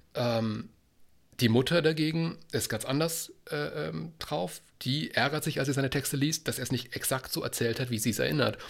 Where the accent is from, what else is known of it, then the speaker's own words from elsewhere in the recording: Baden-Württemberg, Germany; als, als ähm, Südbadener